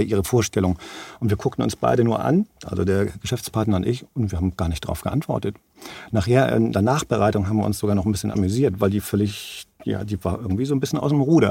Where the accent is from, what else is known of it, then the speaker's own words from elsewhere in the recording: Germany; bei uns in Deutschland